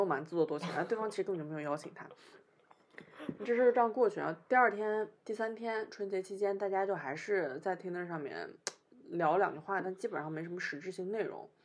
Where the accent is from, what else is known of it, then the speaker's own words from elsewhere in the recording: northern China, China; accent: northern; now in Shanghai, China; 我讲话就北方口音